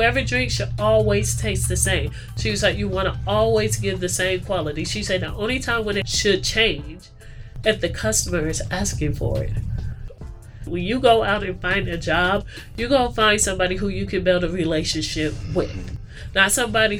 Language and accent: English; United States; I was born on this soil. I am an American.